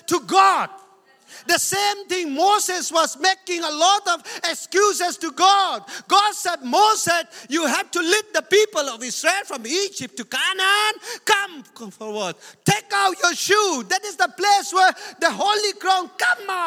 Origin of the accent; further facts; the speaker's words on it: India; I'm Indian